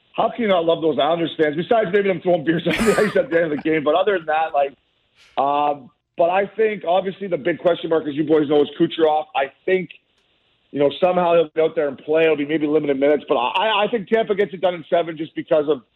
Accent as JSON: {"language": "English", "country": "Canada", "said": "I'm obviously Canadian, proud to be Canadian"}